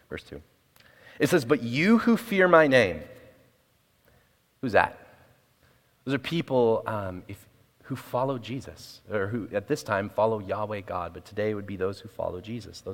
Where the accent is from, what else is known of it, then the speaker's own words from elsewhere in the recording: Portland, Oregon, United States; moved away as an adult; also born or lived in West Valley, Arizona; now in Arizona, United States; I'm from Portland, Oregon, moved here in January 7th.